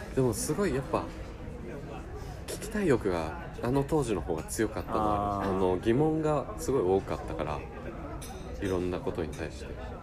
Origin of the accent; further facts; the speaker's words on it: Matsumoto, Nagano, Japan; 僕の地元が長野県の松本